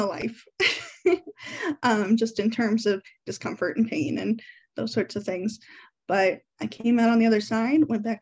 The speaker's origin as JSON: {"language": "English", "town": "Davenport", "region": "Iowa", "country": "United States", "said": "I'm from the Iowa side of the Quad Cities, Davenport specifically"}